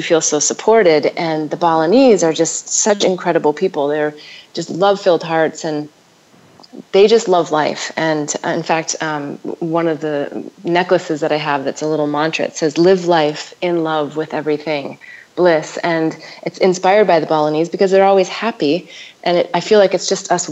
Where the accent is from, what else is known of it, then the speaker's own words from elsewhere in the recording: North Dakota, United States; also born or lived in Denver / Nevada; now in Ubud, Indonesia; growing up in North Dakota